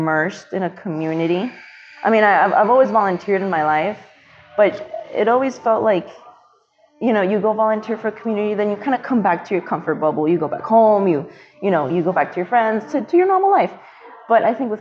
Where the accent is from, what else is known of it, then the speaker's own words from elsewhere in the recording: Miami, Florida, United States; moved away as an adult; also born or lived in Chicago, Illinois / Tampa, Florida; now in Chattanooga, United States; I am from Miami. I was born in Chicago, but then moved down to Miami at the age of 10